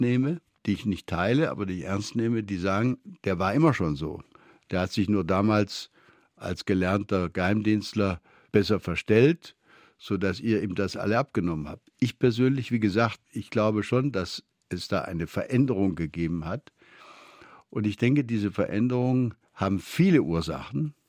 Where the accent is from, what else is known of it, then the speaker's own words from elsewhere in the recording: Beuren, Baden-Württemberg, Germany; Meine Schulfreunde nannten mich das Bürgermeisterle da im Schwäbischen